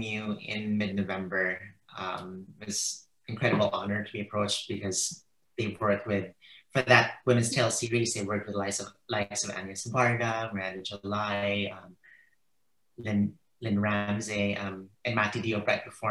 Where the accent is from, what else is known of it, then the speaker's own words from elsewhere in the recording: Philippines; moved away as an adult; now in United States; the Philippines, which is my home country.